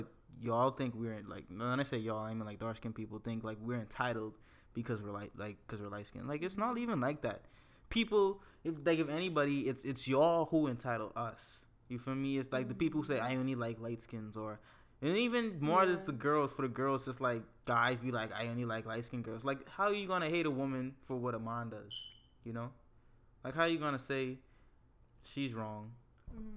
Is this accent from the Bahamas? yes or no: yes; Bahamas; Gotta rep the 242. I'm from the Bahamas.